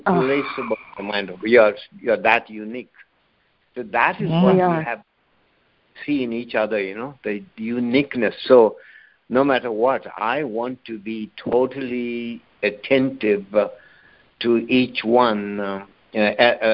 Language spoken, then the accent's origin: English; India; I'm from India